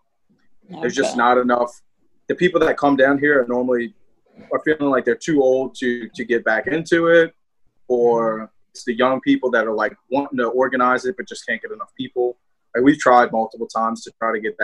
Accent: New Orleans, Louisiana, United States; accent: southern twang; I have a southern twang

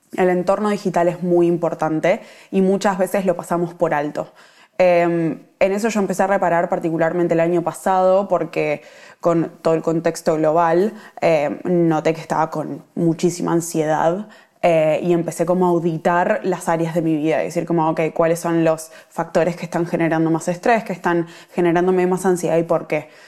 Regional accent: Argentina; moved away as an adult; now in Melbourne, Australia; yo estoy viviendo en Melbourne, soy argentina

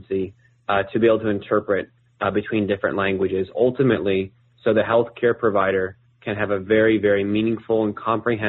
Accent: New Jersey, United States; moved away as an adult; also born or lived in Chapel Hill, North Carolina / Montreal, Canada; born and raised in New Jersey, grew up there.

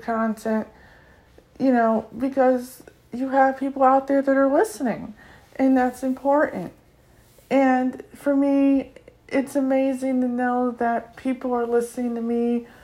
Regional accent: United States; I come from North America, I come from the U.S.

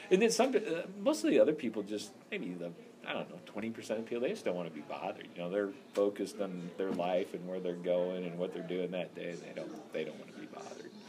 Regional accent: St. Louis, Missouri, United States; I'm from St. Louis because it's the major city in this area. They'd be like, "Hey, where are you from?" I'd be like, "Oh, St. Louis, Missouri."

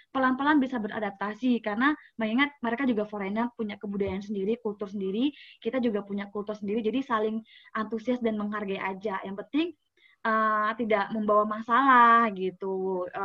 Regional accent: Changchun, Jilin, China; Indonesian is a second language; Changchun itu uh, winter yang paling lama itu di kota saya

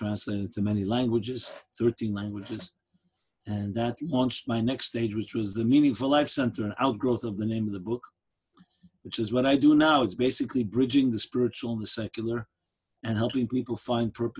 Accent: New York City, New York, United States; I grew up in Crown Heights, USA.

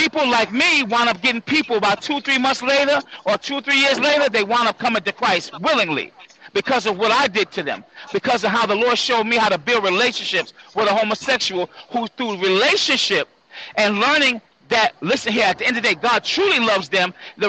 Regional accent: New Rochelle, New York, United States; I just was born and a little bit lived there, but I'm actually from New Rochelle because I went to New Rochelle High School. So I'm from all over, bro.

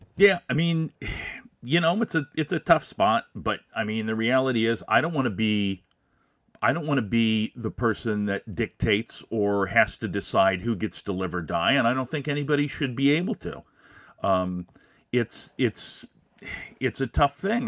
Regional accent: Des Moines, Iowa, United States; now in Minnesota, United States; I grew up in Des Moines, so, uh, yeah, I mean, it, you're gonna hear, you're gonna hear Des Moines out of me.

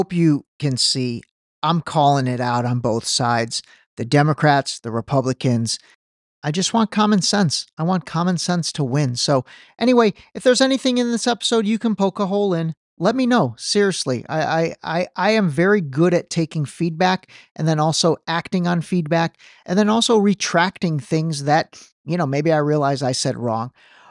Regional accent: Iran; this is not being biased because I'm from Iran originally.

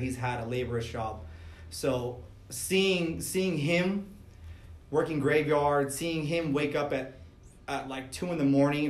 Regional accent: El Monte, California, United States; Grew up in El Monte, California.

